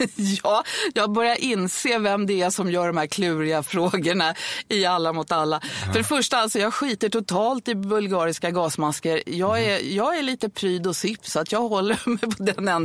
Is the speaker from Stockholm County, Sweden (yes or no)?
yes; Stockholm, Stockholm County, Sweden; jag är född på Södermalm i Stockholm